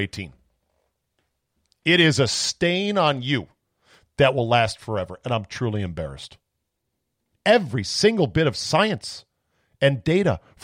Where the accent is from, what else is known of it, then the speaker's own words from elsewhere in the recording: United States; as an American